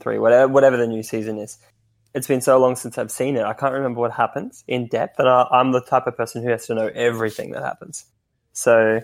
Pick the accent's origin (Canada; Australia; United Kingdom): Australia; I'm Australian